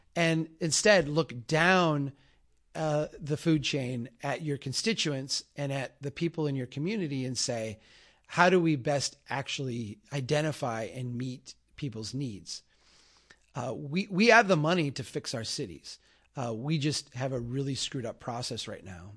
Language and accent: English; Minnesota, United States; As a Minnesotan